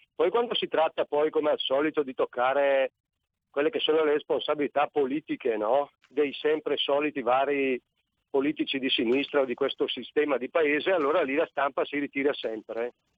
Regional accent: Brescia, Lombardy, Italy; essendo bresciano

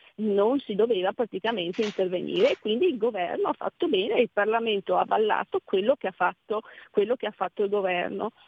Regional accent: Veneto, Italy; io sono Veneta, Venezia

